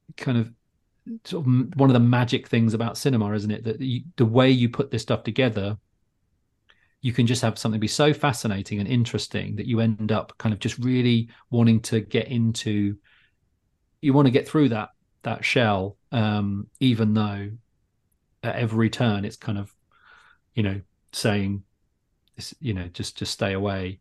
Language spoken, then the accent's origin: English; Luton, East of England, United Kingdom; I grew up in Luton